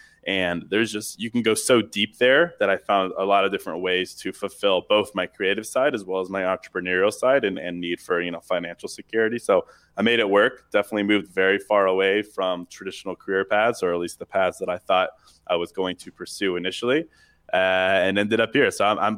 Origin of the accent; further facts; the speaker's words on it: Charlottesville, Virginia, United States; I mean, I grew up in Charlottesville, Virginia. I went to a really small school. There was like 72 people in my senior class, so really small.